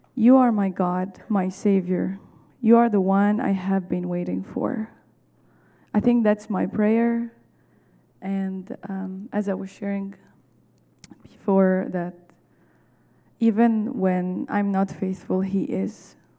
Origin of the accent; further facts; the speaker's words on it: Egypt; moved away as an adult; now in Chicago, United States; I'm from Egypt.